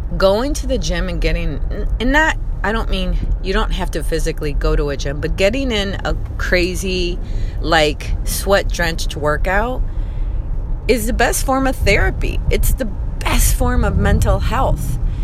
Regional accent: Chicago, Illinois, United States; I come from Chicago.

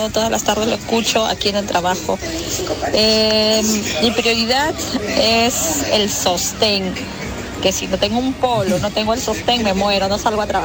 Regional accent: Peru; Yo, ah, como buena peruana, yo no puedo

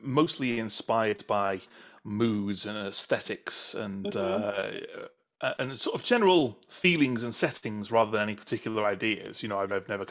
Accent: North Wales, United Kingdom; also born or lived in south coast of England; now in England; I am originally from North Wales, but now living on the south coast of England.

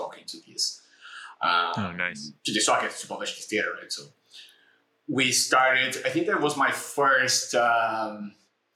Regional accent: Brazil; moved away as an adult; also born or lived in Tel Aviv, Israel; I come from Brazil

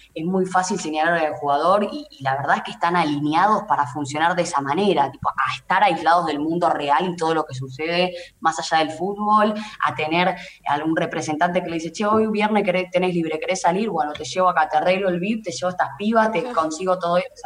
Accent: Haedo, Buenos Aires Province, Argentina; yo soy de Aedo

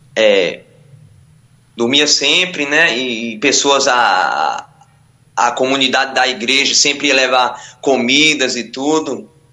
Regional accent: Ilhéus, Bahia, Brazil; moved away; also born or lived in São Paulo / Diadema; eu sou natural de Ilhéus, Bahia

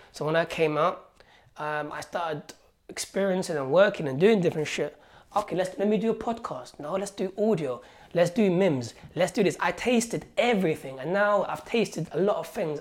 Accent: Algeria; now in London, United Kingdom; I was born in Algeria where I had nothing. So when I came here, man, when I came here to London

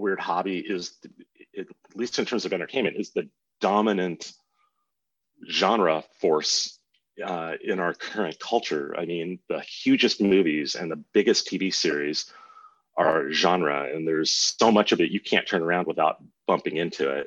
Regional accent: Los Angeles, California, United States; I grew up in Southern California, Venice, Culver City, West

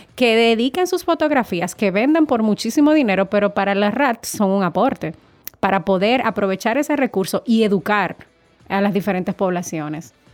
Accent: Dominican Republic; nosotros somos una isla del Caribe que tiene la bendición de tener un, un espacio de mar Caribe y un espacio de océano Atlántico

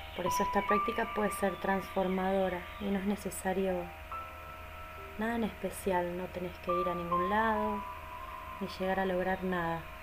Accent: Argentina; soy de Argentina

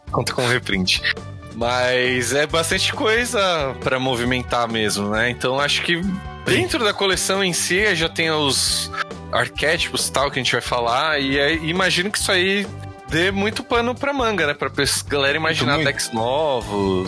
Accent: São Paulo, Brazil; a gente é paulista

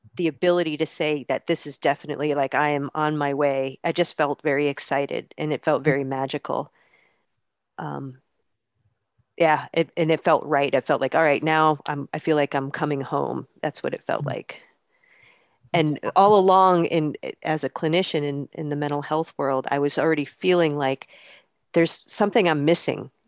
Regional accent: Poughkeepsie, New York, United States; I grew up in the Hudson Valley in upstate New York

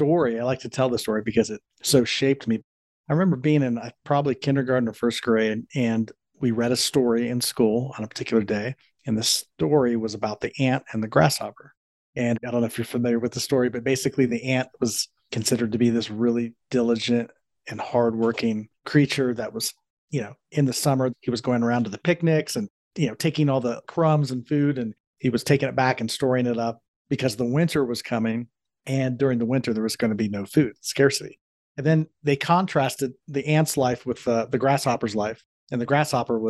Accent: Columbus, Ohio, United States; I grew up in Columbus, Ohio, which is where I'm from

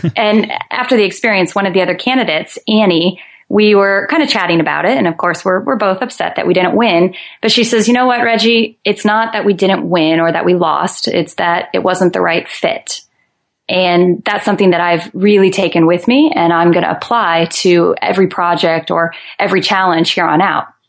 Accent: Omaha, Nebraska, United States; now in Santa Cruz, United States; I'm originally from Omaha, Nebraska

